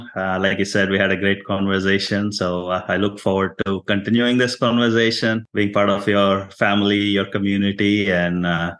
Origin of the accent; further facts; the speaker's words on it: India; English is a second language; moved away as an adult; also born or lived in Houston, United States; now in United States; I am from India, an immigrant to the United States.